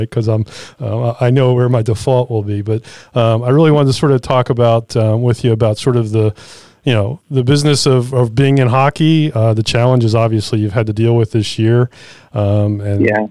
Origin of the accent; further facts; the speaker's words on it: Philadelphia, Pennsylvania, United States; I was from Philadelphia. I grew up in Philadelphia